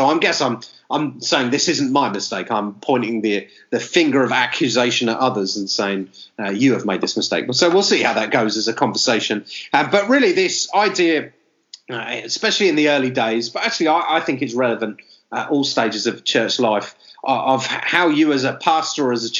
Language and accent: English; Manchester, North West England, United Kingdom; Okay, welcome to the Broadcast Church Planting Podcast. … from Manchester. I work for Christchurch Manchester.